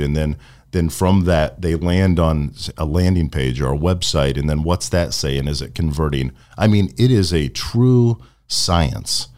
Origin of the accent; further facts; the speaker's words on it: Venice, Florida, United States; also born or lived in Midwest / Sarasota, Florida; I've spent most of my time in Florida